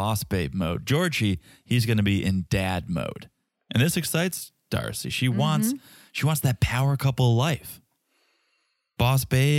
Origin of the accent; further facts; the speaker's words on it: Albania; I'm from Albania. Who cares about Cape Verde?